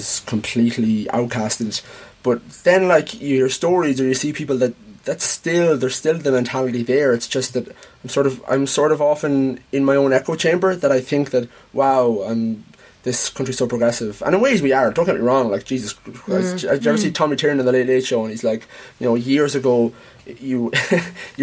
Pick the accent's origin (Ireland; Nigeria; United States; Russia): Ireland; Offaly, Leinster; I'm not from Carlo. I'm from Offaly.